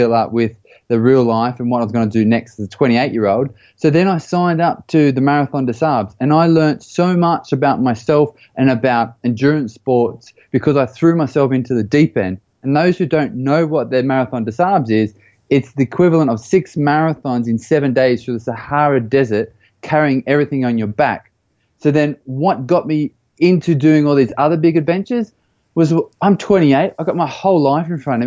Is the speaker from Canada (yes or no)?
no; Australia; moved away; also born or lived in United States / Belgium / United Kingdom; I grew up in Australia, and you can probably tell by the little twang of the accent.